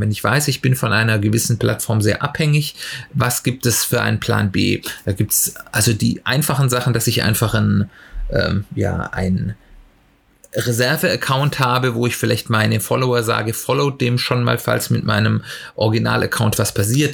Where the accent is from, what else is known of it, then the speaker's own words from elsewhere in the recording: Germany; bei uns in Deutschland